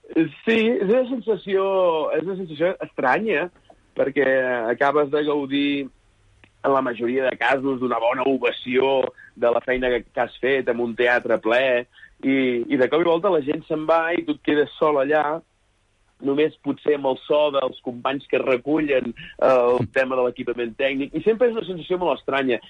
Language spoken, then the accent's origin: Catalan; Sant Feliu de Buixalleu, Catalonia, Spain; Soc de Sant Feliu de Buixalleu, un poblet molt petit de 700 habitants, comarca de la Selva i província de Girona